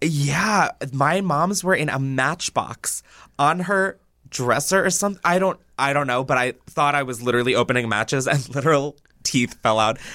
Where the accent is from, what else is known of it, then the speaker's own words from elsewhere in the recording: Newark, Delaware, United States; I'm from Delaware